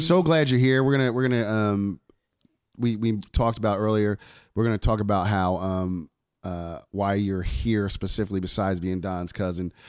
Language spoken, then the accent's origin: English; New York, United States; I'm from New York